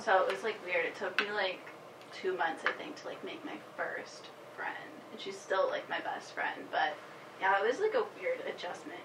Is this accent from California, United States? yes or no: no; Worcester, Massachusetts, United States; moved away as an adult; now in San Diego, United States; I'm from Worcester, just like Allie, but I live in San Diego now